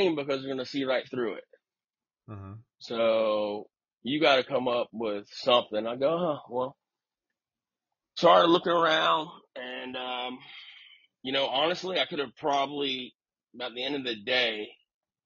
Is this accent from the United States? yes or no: yes; Tampa, Florida, United States; I'm from Florida